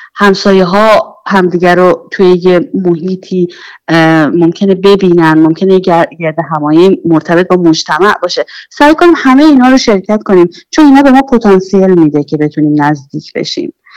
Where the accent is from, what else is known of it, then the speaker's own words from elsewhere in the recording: Iran; now in Sweden; از ایران اومدیم